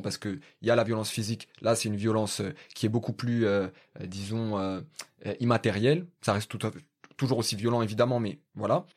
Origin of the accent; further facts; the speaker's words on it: Paris, Île-de-France, France; je suis du 19e arrondissement de Paris